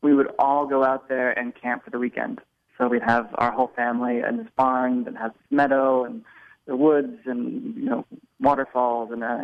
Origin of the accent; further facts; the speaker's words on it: Portland, Oregon, United States; I'm from Portland, Oregon